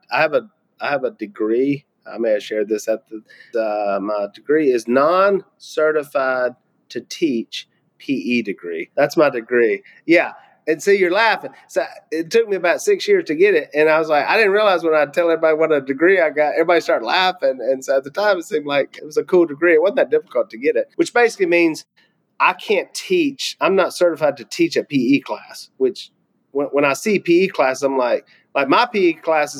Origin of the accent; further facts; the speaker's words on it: Louisiana, United States; we're successful from Louisiana